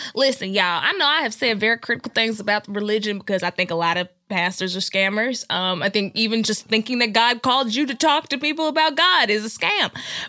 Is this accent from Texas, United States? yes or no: yes; Dallas, Texas, United States; Dallas, Texas.